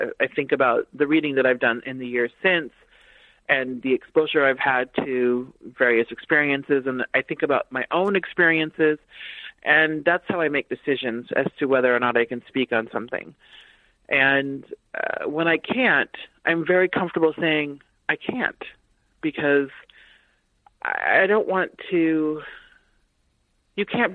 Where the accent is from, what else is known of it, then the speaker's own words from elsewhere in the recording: United States; I'm the daughter of immigrants. So I grew up Haitian American and I grew up Black in America.